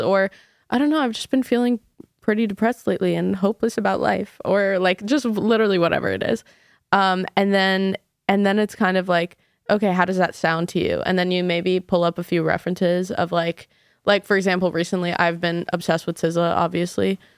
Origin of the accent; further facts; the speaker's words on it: New York City, New York, United States; I grew up in New York City